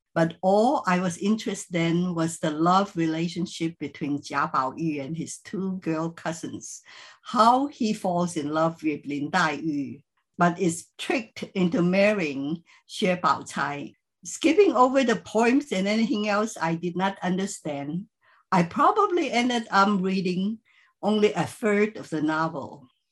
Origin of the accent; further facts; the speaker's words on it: Philippines; moved away; I grew up in the Chinese community in the Philippines